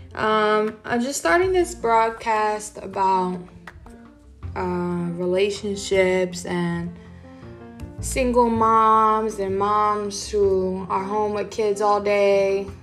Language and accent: English; New York, United States; We're from New York.